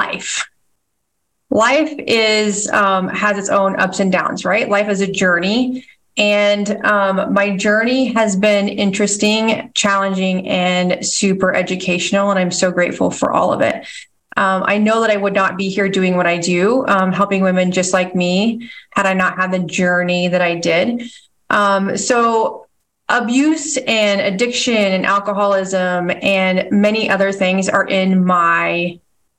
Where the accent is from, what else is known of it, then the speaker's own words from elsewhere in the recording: Nebraska, United States; also born or lived in Washington State; So I was born in Washington State and have lived most of my life in Nebraska.